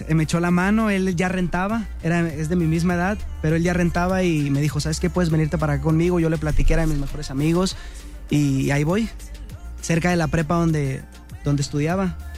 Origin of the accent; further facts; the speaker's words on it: Mexicali, Baja California, Mexico; also born or lived in Tecate; nací en Tecate, pero me llevaron a, Mexicali ahí con mi tía.